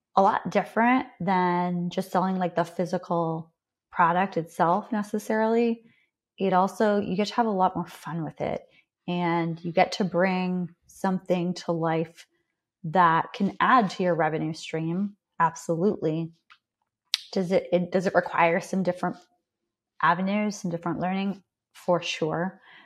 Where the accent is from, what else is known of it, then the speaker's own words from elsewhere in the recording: Canada; accent: Canadian; I'm Canadian.